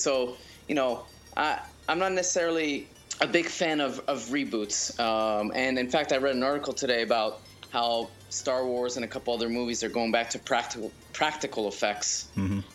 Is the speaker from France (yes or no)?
yes; France; moved away; I was born and raised in France.